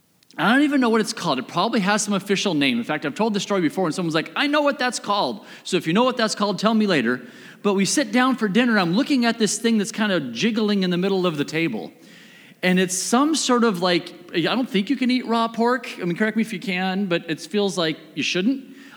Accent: United States; I am an American meat eater.

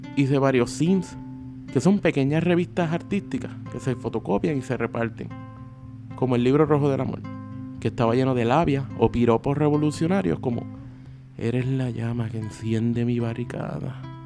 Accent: Sabana Grande, Puerto Rico; also born or lived in Lajas; Originalmente de la frontera entre dos pueblos al suroeste de la isla. Iba al baño en Laja, pero dormía en Sabana Grande, glorioso pueblo del Petate, y al que con orgullo llamo mi pueblo

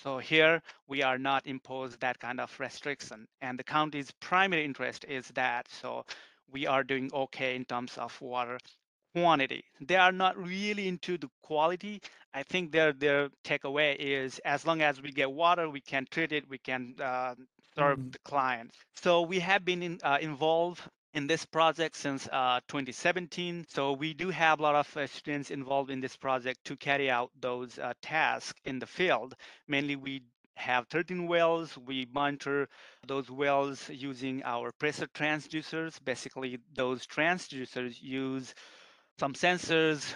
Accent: Nepal; now in United States; I'm originally from Nepal.

